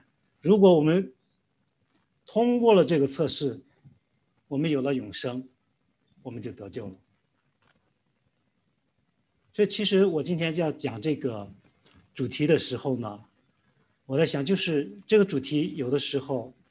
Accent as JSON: {"language": "Chinese", "country": "China", "said": "因为我们中国人呢，其实其他地方也也都有这样的观念，就是说善有善报，恶有恶报。"}